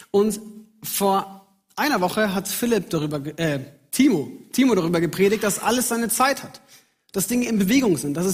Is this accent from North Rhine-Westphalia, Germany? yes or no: no; Munich, Bavaria, Germany; Ich bin in München aufgewachsen, bin dort in die Gemeinde gegangen und ich wusste, wer ich bin darin.